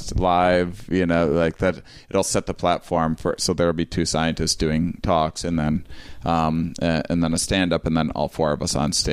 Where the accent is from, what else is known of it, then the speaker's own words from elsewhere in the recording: Wisconsin, United States; now in Portland, United States; I'm from Wisconsin